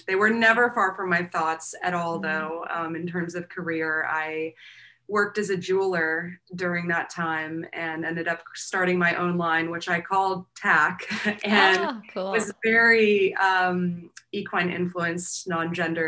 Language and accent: English; East Coast of the US, United States; now in Los Angeles, United States; I grew up on the East Coast of the US